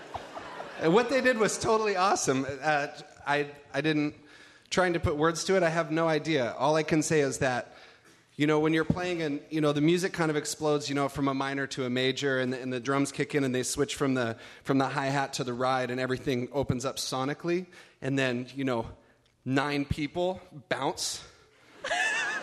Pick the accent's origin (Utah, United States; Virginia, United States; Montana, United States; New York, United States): Montana, United States; I grew up in Montana